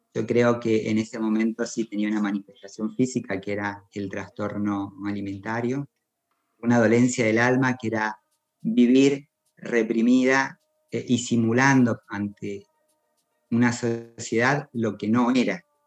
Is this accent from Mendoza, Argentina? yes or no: yes; Maipú, Mendoza, Argentina; soy mendocina, vivo en el departamento de Maipú, aquí nací, aquí crecí